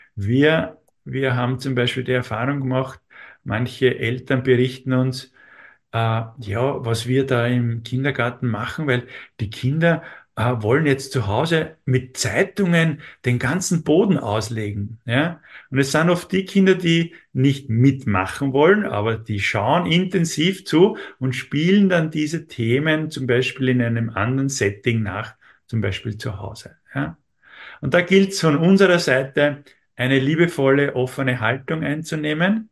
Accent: Austria; uns in Österreich

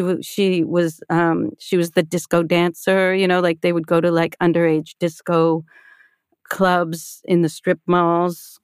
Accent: Toronto, Ontario, Canada; I grew up in a conservative Jewish family on the outskirts of Toronto

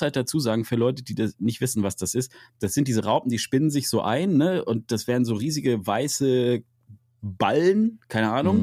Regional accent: Münster, North Rhine-Westphalia, Germany; in der Region, wo ich herkomme, in Münster

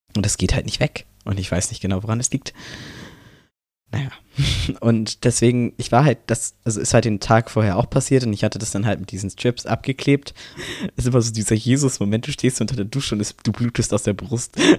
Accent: Brandenburg, Germany; ich komme aus Brandenburg

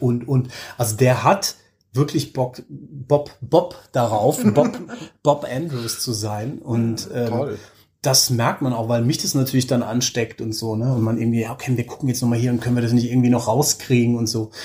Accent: Germany; moved away as an adult; now in Oslo, Norway; als Deutscher, Deutsche

